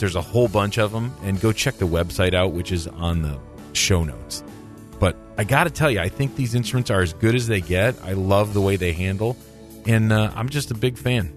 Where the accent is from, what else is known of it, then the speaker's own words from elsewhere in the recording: Michigan, United States; moved away as an adult; also born or lived in Minnesota; I grew up in Michigan